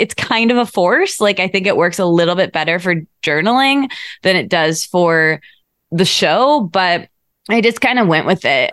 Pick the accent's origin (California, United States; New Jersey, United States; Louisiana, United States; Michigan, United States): Michigan, United States; moved away as an adult; also born or lived in Detroit / New York / Australia; now in Los Angeles, United States; I grew up in Michigan